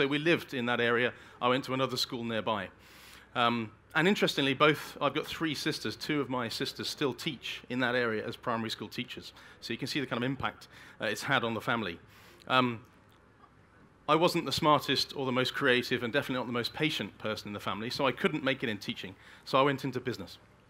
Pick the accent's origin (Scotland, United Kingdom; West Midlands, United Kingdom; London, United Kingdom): West Midlands, United Kingdom; Birmingham; I grew up in Birmingham in the UK, a city in the center of the UK, in a pretty deprived part of Birmingham, one of the most deprived parts of the country.